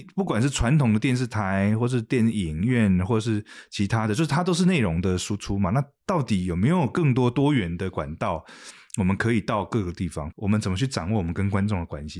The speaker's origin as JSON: {"language": "Chinese", "country": "Taiwan", "said": "我们是来自一个小市场、小地方"}